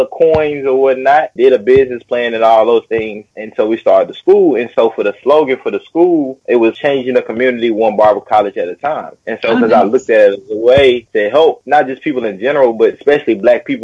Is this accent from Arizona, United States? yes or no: no; Nashville, Tennessee, United States; moved away as an adult; also born or lived in Paraguay; now in China; I'm originally born and raised in Nashville, Tennessee, my whole life